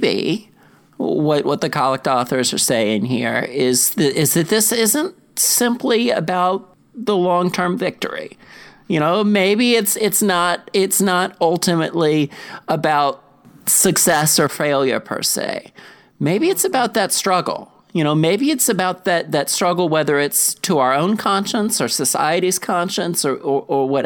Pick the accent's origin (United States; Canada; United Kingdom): United States; South Carolina; moved away; I grew up in South Carolina, and I grew up in a place where racism, whether directly or indirectly, was implicit in the culture